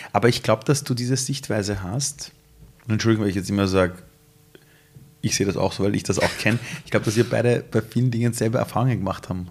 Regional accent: Iran; German is a second language; now in Austria; ich bin Ausländer, ich bin Perser, ich komme aus dem Iran

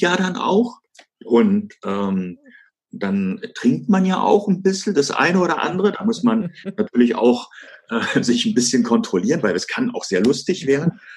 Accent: Germany; als, als Deutscher

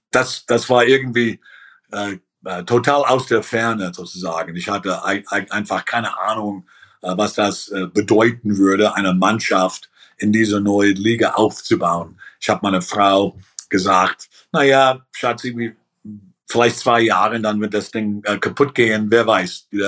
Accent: Cleveland, Ohio, United States; born there; ich bin in Ohio geboren, in Cleveland

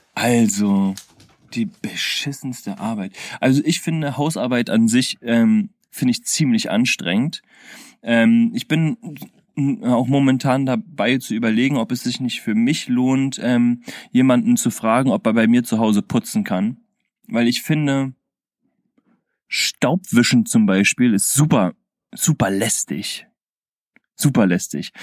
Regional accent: Berlin, Germany; als Berliner

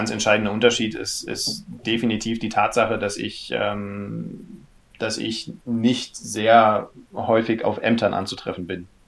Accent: Berlin, Germany; born there; also born or lived in Kiel; ich äh, bin gebürtiger Berliner, äh, habe in, in Kiel studiert

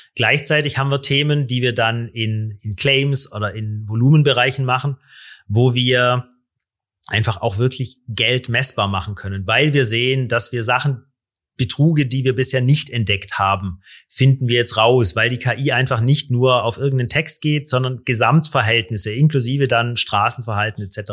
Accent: Stuttgart area, Baden-Württemberg, Germany; ich komme aus der Stuttgarter Gegend, da haben wir die Ingenieure

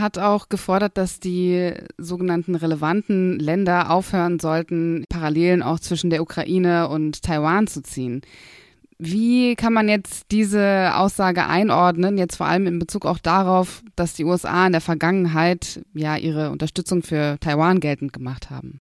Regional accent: Berlin, Germany; ich komme aus Berlin

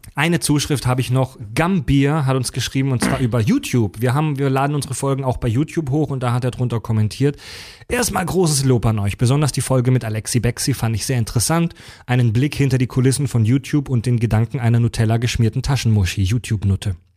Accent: Kieselbronn, Baden-Württemberg, Germany; moved away as an adult; also born or lived in Mühlacker; now in Hamburg, Germany; Ich bin geboren in Müllacker, also ich bin gebürtig offiziell Schwabe, bin halt zwar aufgewachsen in der Nähe von Pforzheim in Kieselbronn. Also ich bin eigentlich ein Badener.

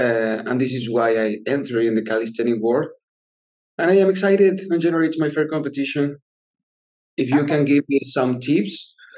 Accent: Argentina; English is a second language; moved away as an adult; now in Tulum, Mexico; I am from Argentina. I am 27 years old.

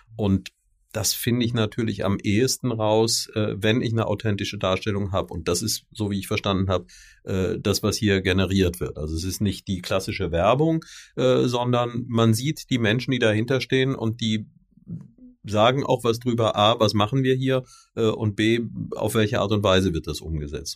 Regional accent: Rhineland, Germany; als ebenfalls Rheinländer

